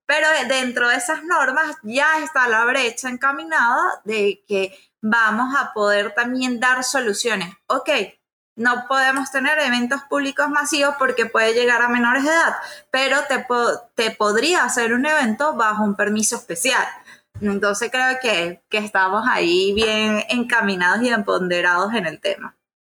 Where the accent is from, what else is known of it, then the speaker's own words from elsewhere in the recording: Venezuela; en mi país